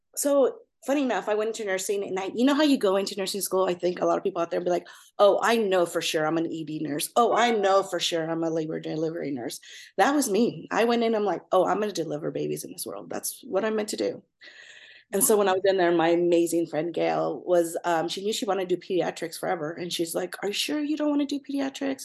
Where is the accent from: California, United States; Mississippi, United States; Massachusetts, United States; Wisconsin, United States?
California, United States; Fillmore; also born or lived in Los Angeles; I grew up in Southern California, really small town called Fillmore